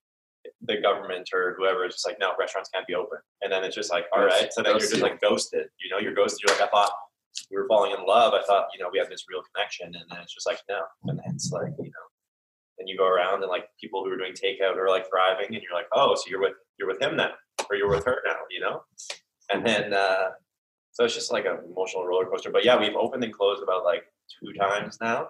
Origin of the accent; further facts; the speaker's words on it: Calgary, Alberta, Canada; we're both from Calgary